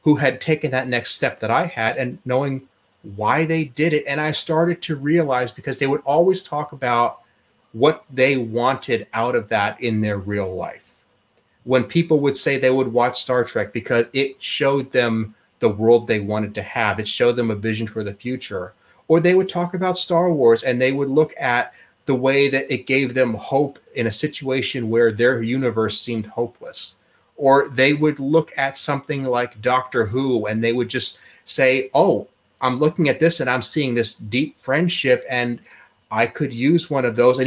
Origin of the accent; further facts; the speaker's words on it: Pennsylvania, United States; moved away as an adult; also born or lived in Oklahoma; I was born in Pennsylvania, grew up there, spent most of my life, and then early on after graduation decided I wanted to move to Oklahoma